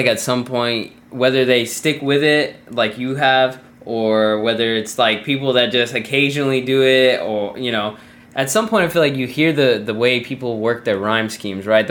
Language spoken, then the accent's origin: English; Southwest, United States; now in Japan; I'm from the Southwest. It's desert